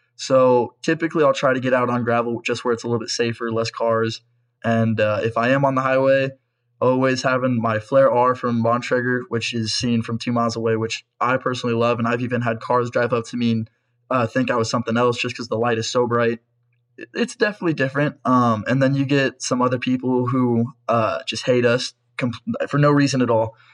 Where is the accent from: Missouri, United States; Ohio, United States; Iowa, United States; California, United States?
Iowa, United States; Pella; I'm from Pella, Iowa, and I race for First Internet Bank